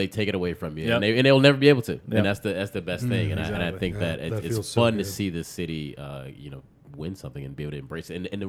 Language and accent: English; Chicago, Illinois, United States; moved away as an adult; also born or lived in New York; now in Washington, D.C., United States; Grew up in Chicago and went to school in Chicago at the University of Illinois.